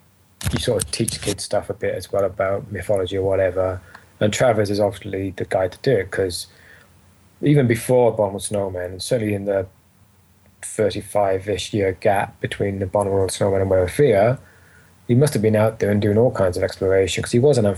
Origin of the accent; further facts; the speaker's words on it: Wales, United Kingdom; I'm a Welsh myself. I don't sound it, but I am. So writing for him was really fun because as a Welshman